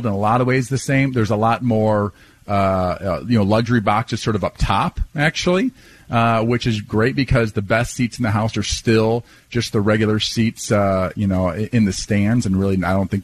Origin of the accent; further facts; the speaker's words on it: Iowa, United States; where I grew up in Iowa.